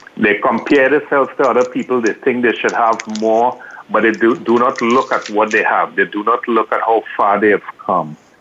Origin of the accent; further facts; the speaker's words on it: Trinidad & Tobago; moved away; I grew up in Trinidad